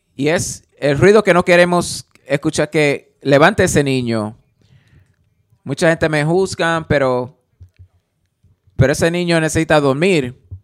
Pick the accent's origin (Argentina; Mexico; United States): United States; Alabama; yo crecí en, en Alabama